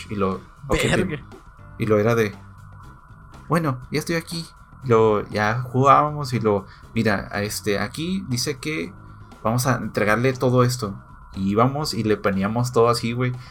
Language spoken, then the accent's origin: Spanish; Mexico; como niño mexicano, pendejo, no sabía inglés